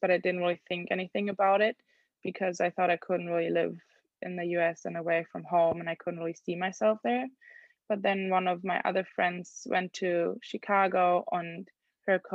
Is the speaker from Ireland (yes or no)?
no; Germany; first language German; English is a second language; moved away as an adult; now in Los Angeles, United States; I'm from Germany